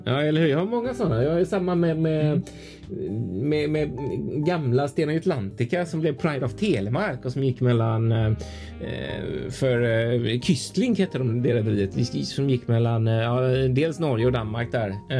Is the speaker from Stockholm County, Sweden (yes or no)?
no; Gothenburg, Västra Götaland, Sweden; Som göteborgare